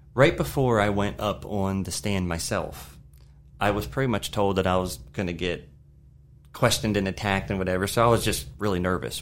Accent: Shenandoah Valley, Virginia, United States; also born or lived in Maryland; I was born in Maryland, but moved down to the Shenandoah Valley when I was three

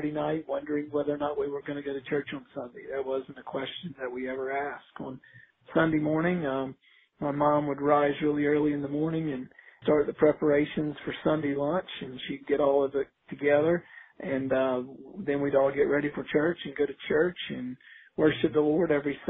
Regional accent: Outer Banks of North Carolina, United States; now in Lynchburg, United States; I grew up on the Outer Banks of North Carolina.

